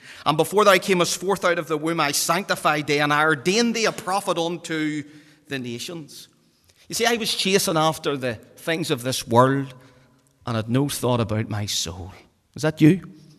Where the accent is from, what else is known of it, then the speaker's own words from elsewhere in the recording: Belfast, Northern Ireland, United Kingdom; And again, growing up in the Donegal Road, all the wee fellas running about the streets, everybody wants to play for Linfield.